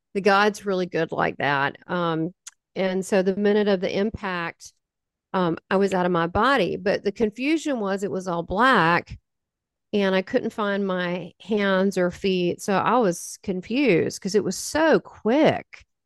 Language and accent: English; the South, United States; 'cause I'm from the South